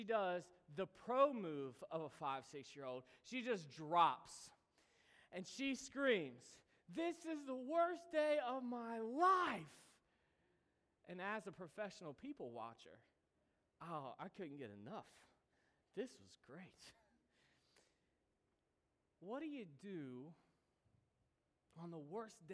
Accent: United States; we, as American Christians

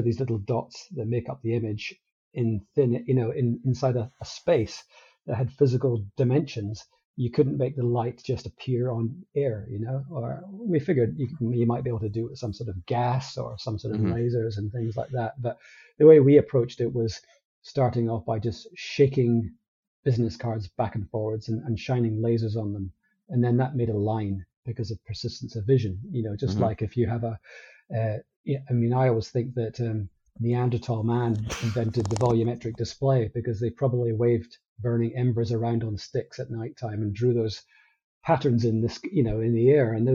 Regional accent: Elgin, Scotland, United Kingdom; moved away as an adult; also born or lived in Paisley, Scotland; now in Adelaide, Australia; I grew up here, spent my first part of my life in the north of Scotland in Elgin

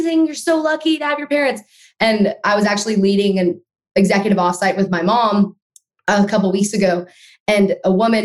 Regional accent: Austin, Texas, United States; I was born in Austin, Texas. I still live here.

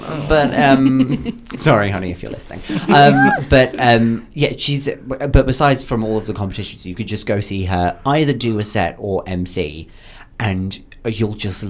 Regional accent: Sittingbourne, South East England, United Kingdom; my hometown

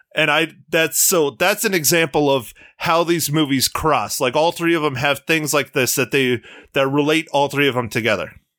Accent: United States; being an American

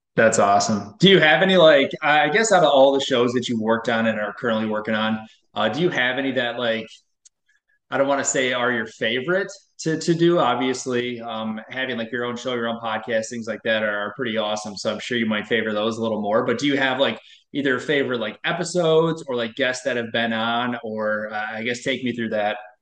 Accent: Wisconsin, United States; I'm from Wisconsin

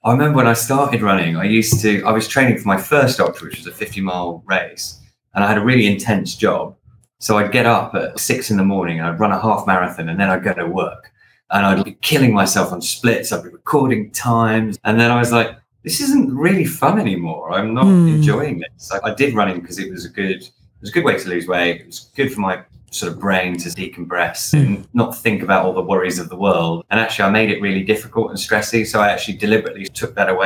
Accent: England, United Kingdom; I'm from England.

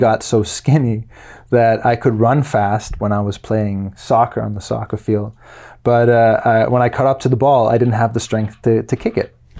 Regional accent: Luxembourg; moved away as an adult; also born or lived in Denmark; now in United States; I was, uh, born in Denmark and when I was nine, My family moved from Denmark to Luxembourg, and I lived there for twelve years.

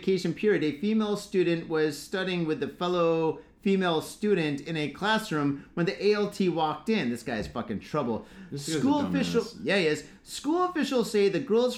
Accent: United States; now in Japan; we're American

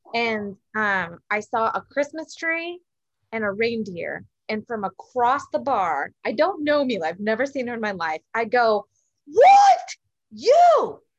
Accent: San Miguel de Allende, Guanajuato, Mexico; also born or lived in United States; San Miguel de Allende, Guanajuato, um, in the heart of Mexico. As you guys know, I've talked about it a lot. It is my hometown.

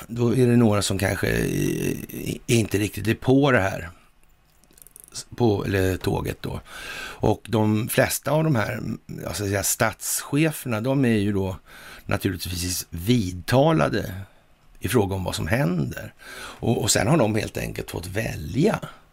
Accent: Sweden; som svensk

